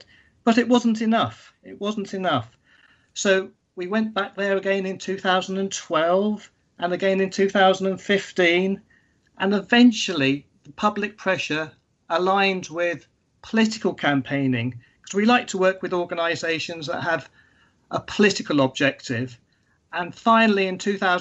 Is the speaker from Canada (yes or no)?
no; London, United Kingdom; also born or lived in Sri Lanka; when I was growing up in Sri Lanka and in London in the UK, I grew up in cities